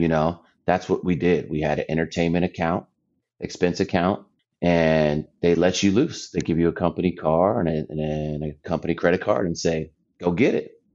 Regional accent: Anza, California, United States; moved away as an adult; also born or lived in San Diego / Iowa; I'm originally from San Diego. Um, grew up in a small town east of Temecula called Anza

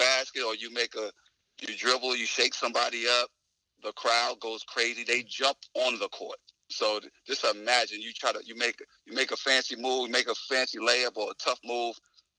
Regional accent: New York, United States; you're a young 18-year-old, you know, just playing basketball. You know, I'm from New York

